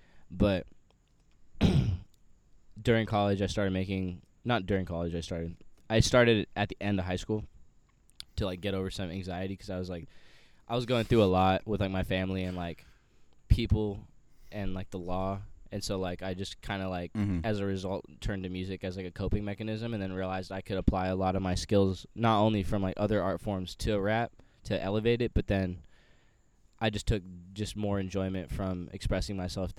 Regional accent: Sacramento, California, United States; also born or lived in Bay Area; I was born in the Bay Area and I grew up in like Sacramento, so like Valley.

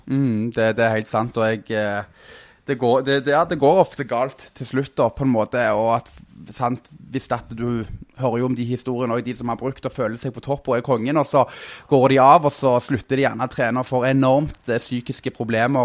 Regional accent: Stavanger, Rogaland, Norway; accent: Stavanger dialect; also born or lived in Søgne; bodd i Søgne fram til jeg var fem år, og så flytta vi til Eh, Stavanger

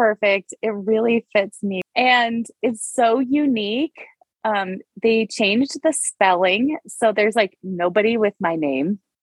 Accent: North Dakota, United States; moved away; I hail from North Dakota.

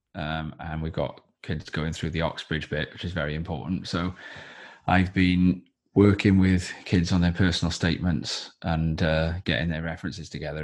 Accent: Wales, United Kingdom; also born or lived in Watford; when I was growing up in, in, in, you know, in Wales and younger

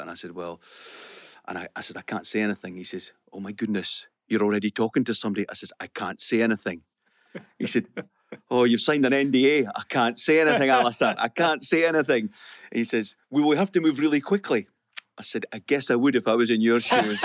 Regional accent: the Borders, Scotland, United Kingdom; I was brought up in the Borders, uh, brought up in a council house.

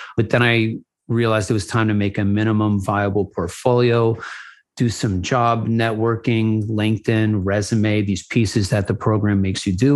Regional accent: New Haven, Connecticut, United States; moved away as an adult; also born or lived in Los Angeles, California; born and raised in New Haven, Connecticut

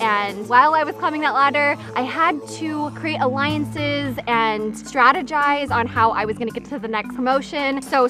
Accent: Mesa, Arizona, United States; I am from Mesa, Arizona.

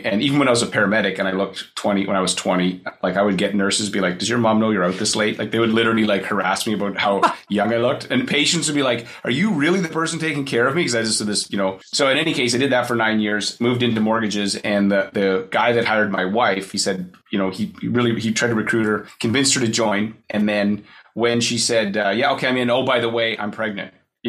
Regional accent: Kelowna, British Columbia, Canada; Kelowna, it's Kelowna, Canada. It's near Vancouver on the West Coast.

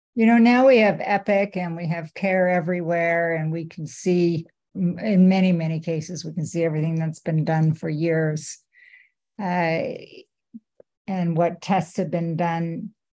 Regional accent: Canada; now in United States; I work at HSS, but I'm a Canadian, and I uh, my heart is still in Canada

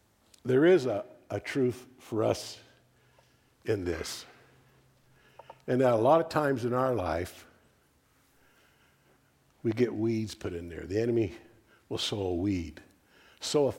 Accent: Texas, United States; I'm a Texan

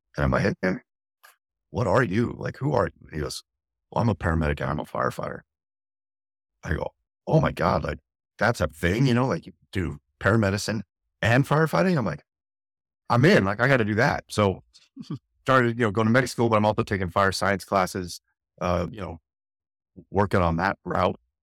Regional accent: Santa Clarita, California, United States; moved away as an adult; now in San Diego, United States; Santa Clarita by Magic Mountain, north of L A, about a about an hour north of downtown city, I lived in L A County

